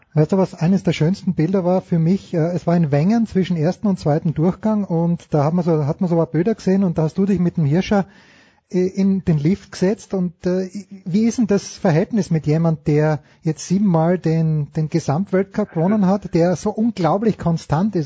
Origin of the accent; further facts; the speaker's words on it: Austria; ich bin auch Österreicher